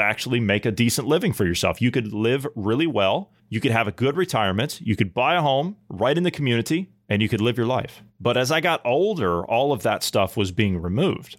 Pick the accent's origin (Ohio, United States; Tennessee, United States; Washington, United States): Ohio, United States; moved away; I come from a Midwestern state. I come from Ohio